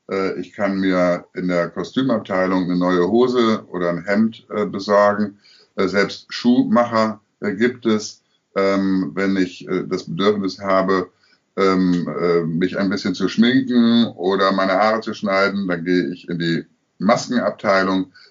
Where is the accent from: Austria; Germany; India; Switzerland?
Germany; Münster, North Rhine-Westphalia; Also ich komme aus Münster, ja. äh, bekanntermaßen eine katholische Stadt. Ich bin auch katholisch äh, erzogen